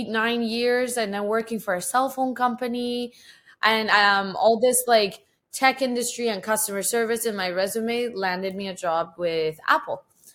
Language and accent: English; Tehran, Tehran Province, Iran; Yes, I was born in Tehran, which is the capital city of Iran. And it is the busiest place. It's like Mexico City. It's super busy, super congested, huge population, chaos. but we grew up there